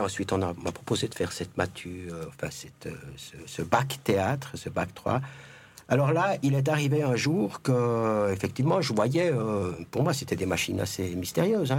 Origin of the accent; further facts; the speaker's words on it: Jura, Switzerland; moved away as an adult; also born or lived in Mexico; j'ai décidé de revenir chez moi, dans le Jura.